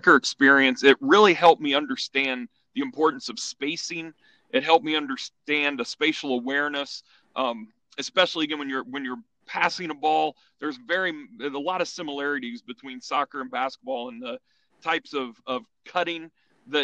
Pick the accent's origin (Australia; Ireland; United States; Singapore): United States; Indiana; growing up in Indiana was fantastic because sports was an important part of that growing up experience for myself and my friends